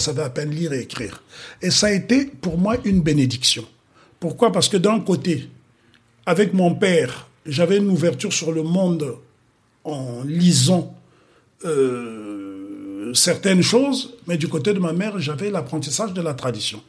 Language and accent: French; Republic of the Congo; moved away; Je suis né au Congo brazzaville